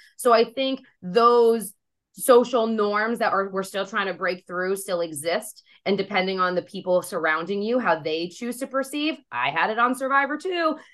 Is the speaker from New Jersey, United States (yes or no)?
yes; New Jersey, United States; I'm from Jersey, so everyone curses a lot out here